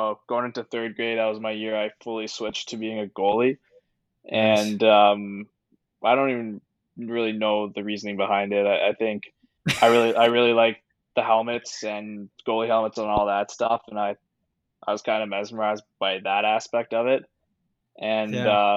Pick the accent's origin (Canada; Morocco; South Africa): Canada; Aurora, Ontario; I'm from Aurora, Ontario. And I played for the Aurora Tigers. I played AA growing up